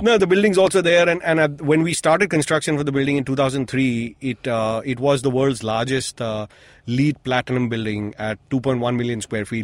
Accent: Mumbai, Maharashtra, India; moved away as an adult; I was born here. I spent the first 25 years of my life here.

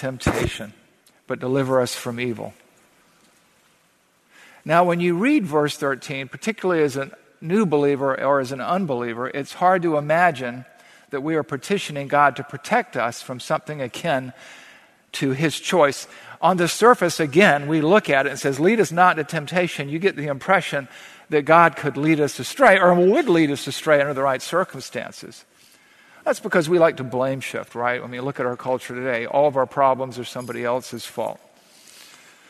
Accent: the South, United States; growing up in the South

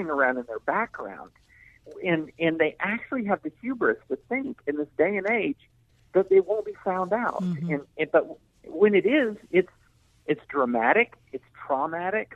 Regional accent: the South, United States; I grew up in the South in the 80s

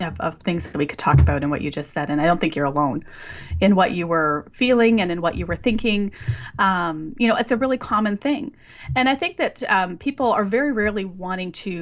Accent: Western Canada, Canada; Growing up in Western Canada

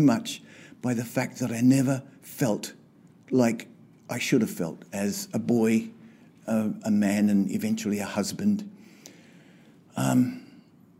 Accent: Queensland, Australia; also born or lived in England; When I was 8 and my brother was 10, we moved to Australia from England. And I started my schooling and grew up and went through primary school and high school in Queensland

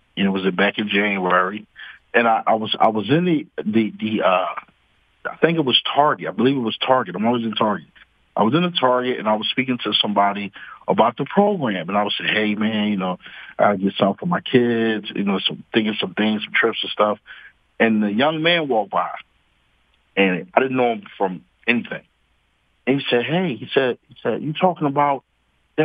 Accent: Philadelphia, Pennsylvania, United States; I'm originally from North Philadelphia, Strawberry Mansion area, 31st in Montgomery

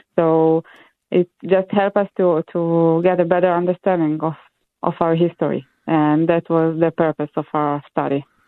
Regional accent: Israel; moved away; I'm from Israel originally

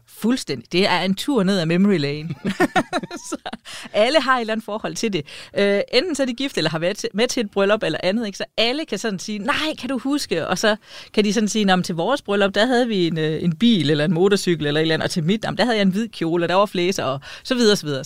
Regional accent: East Jutland, Central Denmark Region, Denmark; kommer jeg fra Østjylland, og, øh, og hvad hedder det? For det østligste Østjylland

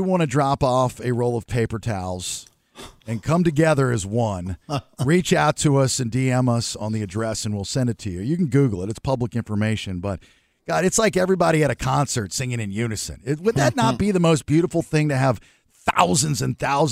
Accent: the South, United States; moved away; I'm from the South.

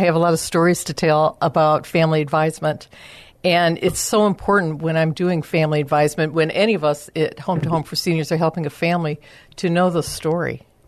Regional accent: Chicago, Illinois, United States; moved away as an adult; now in San Antonio, United States; I am originally from the Chicago area.

